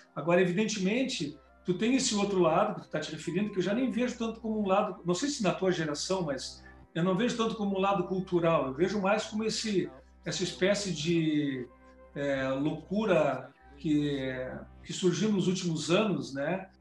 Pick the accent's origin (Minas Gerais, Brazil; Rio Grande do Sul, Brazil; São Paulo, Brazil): Rio Grande do Sul, Brazil; Eu sou gaúcho